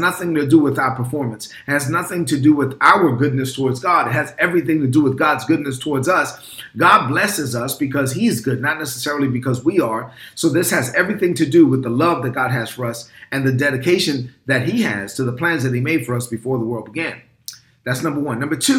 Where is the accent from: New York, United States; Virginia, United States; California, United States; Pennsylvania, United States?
New York, United States; New York City; also born or lived in Dominican Republic; I grew up in Brooklyn, New York, and I'm a son of immigrant parents from the Dominican Republic. And so I did have many experiences growing up in the Dominican Republic.